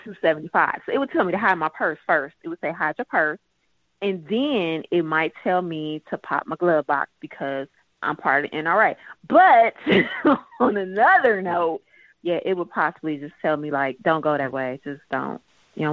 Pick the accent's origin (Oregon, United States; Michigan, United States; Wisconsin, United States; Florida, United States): Michigan, United States; Hamtramck; also born or lived in Rochester Hills, Michigan; I grew up in Hamtramck, Michigan, and then Rochester Hills.